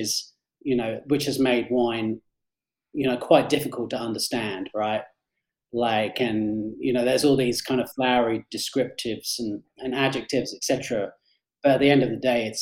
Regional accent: England, United Kingdom; moved away as an adult; also born or lived in Australia / London; now in Colorado, United States

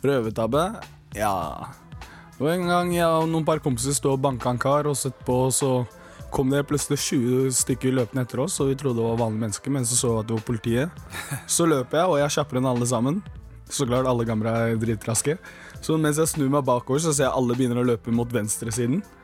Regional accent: Bærum, Akershus, Norway; also born or lived in Gambia / Senegal; Jeg er jo tross alt født og oppvokst i Bærum

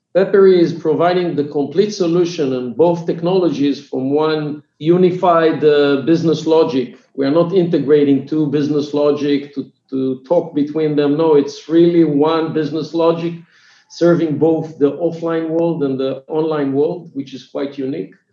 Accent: Israel; English is a second language; i'm from israel if it was not clear from my accent so i'm israeli

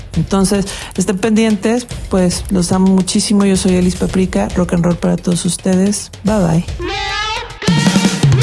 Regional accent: Guadalajara, Jalisco, Mexico; soy de Guadalajara

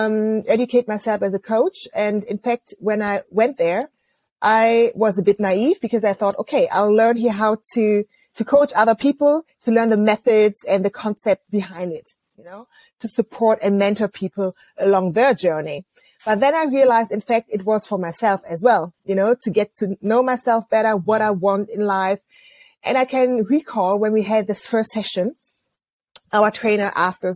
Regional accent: near Bonn, North Rhine-Westphalia, Germany; I grew up near Bonn. And as you know, Bonn used to be the former capital of Germany.

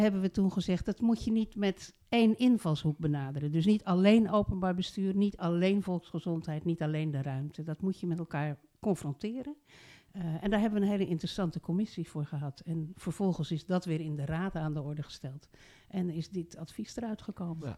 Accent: Rotterdam, South Holland, Netherlands; moved away as an adult; also born or lived in Voorne-Putten; now in Zuidland, Netherlands; Ik ben geboren in Rotterdam. Ik was wethouder in Rotterdam.

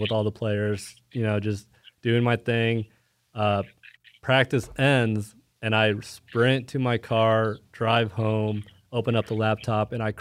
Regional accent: Plano, Texas, United States; moved away as an adult; also born or lived in Dallas, Texas / Arkansas; now in Kansas City, United States; I grew up in Dallas, Plano, Texas

